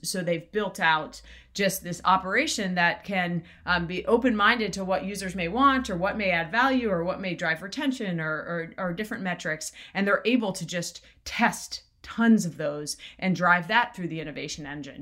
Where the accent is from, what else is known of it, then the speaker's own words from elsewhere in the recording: South Florida, United States; also born or lived in Jamaica; So I grew up in Florida, in South Florida. I was actually born in Jamaica and then, uh, grew up in, in South Florida